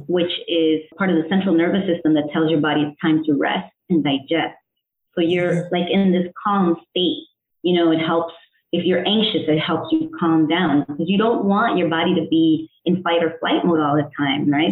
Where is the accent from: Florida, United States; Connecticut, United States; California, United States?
Connecticut, United States; also born or lived in El Salvador; I was born in El Salvador, raised in Connecticut in the United States